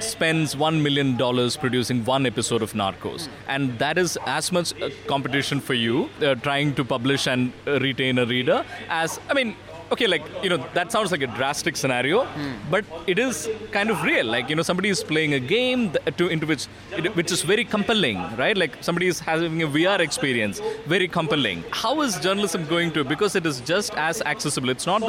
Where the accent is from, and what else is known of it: Malayali, Kerala, India